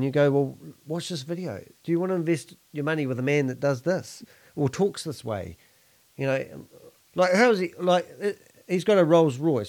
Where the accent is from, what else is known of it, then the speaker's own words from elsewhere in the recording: New Zealand; I'm a Kiwi.